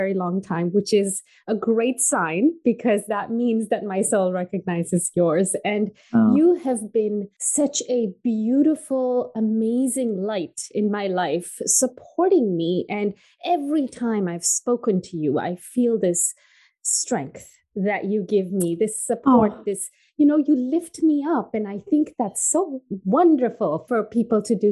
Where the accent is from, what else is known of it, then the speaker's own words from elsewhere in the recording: Moshi, Kilimanjaro, Tanzania; also born or lived in England / Canada; now in United States; And I was born in Tanzania in East Africa. It's a small town. It's called Moshi at the foot of the Kilimanjaro. When I was growing up in the 90s, it was pretty basic the way we grew up